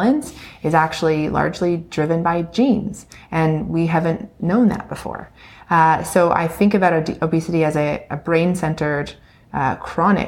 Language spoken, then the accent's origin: English; Ontario, Canada; I'm from Ontario. I grew up in a small town